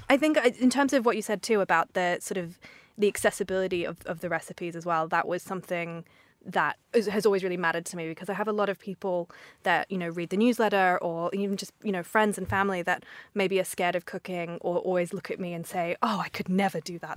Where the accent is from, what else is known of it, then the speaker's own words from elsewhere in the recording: Australia; moved away as an adult; now in London, United Kingdom; I'm from Australia originally